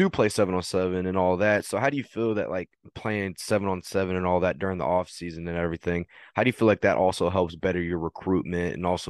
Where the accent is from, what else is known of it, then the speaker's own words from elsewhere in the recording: Texas, United States; I'm from Texas, been here all my whole life